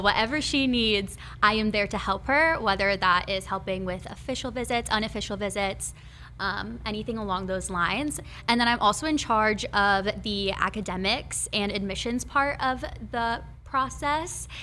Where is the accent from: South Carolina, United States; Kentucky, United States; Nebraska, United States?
Nebraska, United States; Elkhorn; also born or lived in Florida; I was born and raised in Nebraska, um, originally from Elkhorn, Nebraska